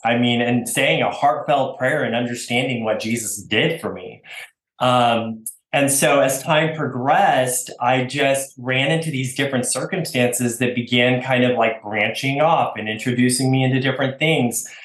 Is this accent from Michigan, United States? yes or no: no; Oregon, United States; moved away as an adult; also born or lived in Washington; now in Texas, United States; I was born in Oregon. Uh, I'm an Oregon boy